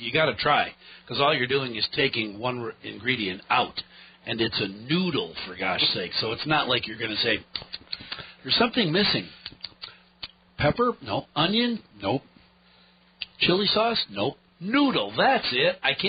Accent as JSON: {"language": "English", "region": "Michigan", "country": "United States", "tie": "born or raised there", "also_born_or_lived": "New Hampshire", "moved": "yes", "said": "my dad's from Michigan, I grew up in Michigan, where beans are an occasional member of the family"}